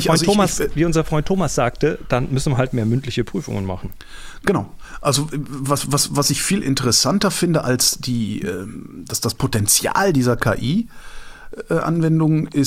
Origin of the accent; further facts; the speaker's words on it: Baden-Württemberg, Germany; ich komme komm aus dem Schwabenland, wir tun sowas